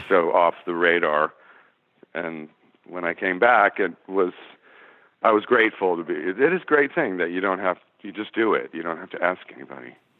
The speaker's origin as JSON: {"language": "English", "town": "Los Angeles", "region": "California", "country": "United States", "tie": "born or raised there", "said": "I grew up in the San Fernando Valley"}